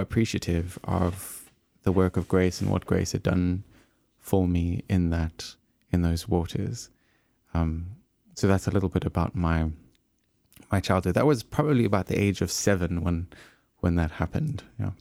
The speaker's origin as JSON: {"language": "English", "region": "Eastern Cape", "country": "South Africa", "tie": "born or raised there", "moved": "as an adult", "said": "I was growing up sort of in the Eastern Cape, um, which is about a day's drive from Cape Town, and so I left my hometown"}